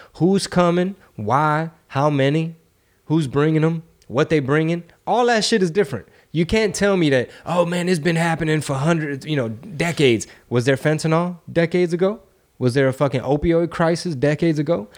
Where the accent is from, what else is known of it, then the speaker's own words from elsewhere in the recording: Houston, Texas, United States; I'm from Texas. I'm from Houston.